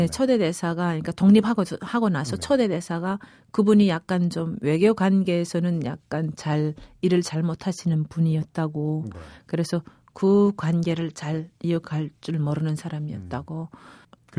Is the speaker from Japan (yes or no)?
no; Pyongyang, North Korea; moved away as an adult; also born or lived in Equatorial Guinea / Spain / United States / South Korea; 저는 어릴 때부터 평양에서 자라다 나니까